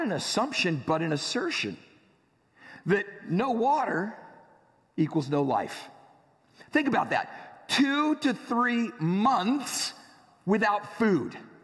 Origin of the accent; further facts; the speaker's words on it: San Diego, California, United States; I grew up in San Diego